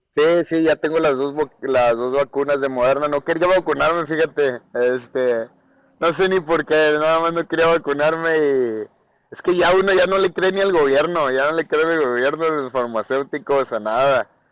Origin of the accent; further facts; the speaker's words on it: northern Mexico, Mexico; yo soy un guerrero mexicano